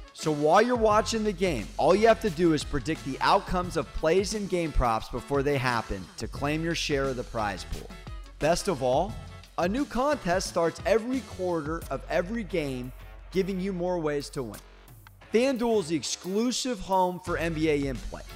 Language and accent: English; United States; I am an American